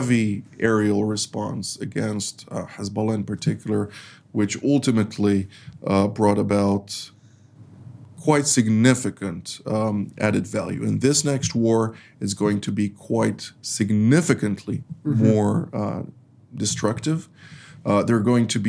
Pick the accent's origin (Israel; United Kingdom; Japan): Israel; we grew up here in Israel